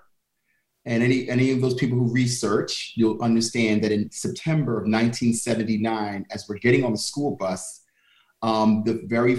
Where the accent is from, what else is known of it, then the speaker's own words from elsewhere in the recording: New York City, New York, United States; I'm Harlem born and raised.